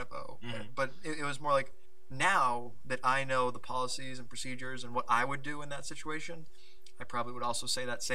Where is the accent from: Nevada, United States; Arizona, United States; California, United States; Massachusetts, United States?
Arizona, United States; Tucson; my hometown of Tucson, Arizona